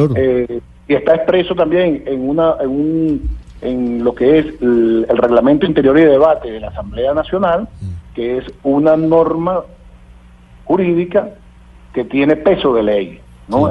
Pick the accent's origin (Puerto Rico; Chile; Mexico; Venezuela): Venezuela